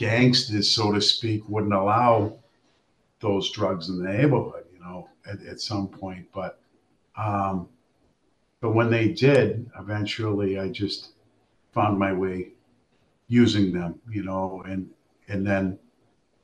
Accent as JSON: {"language": "English", "town": "Boston", "region": "Massachusetts", "country": "United States", "tie": "born or raised there", "said": "I grew up in Charlestown, the mean streets of Charlestown"}